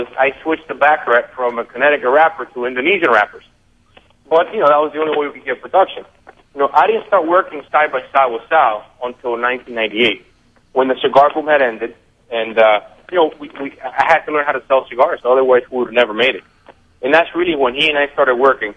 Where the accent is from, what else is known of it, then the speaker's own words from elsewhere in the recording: Honduras; now in United States; I was born in Honduras. We're born in Honduras, and about a week after I was born, we moved to Hamastron